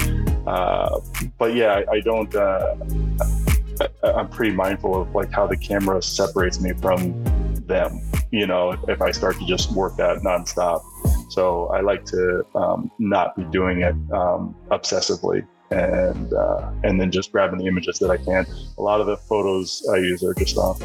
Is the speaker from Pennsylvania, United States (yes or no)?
yes; Pennsylvania, United States; now in Boston, United States; we grew up in Pennsylvania and we heated our home mostly with wood